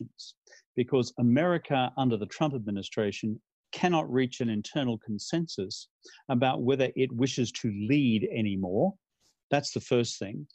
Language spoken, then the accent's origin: English; Australia; I'm from Australia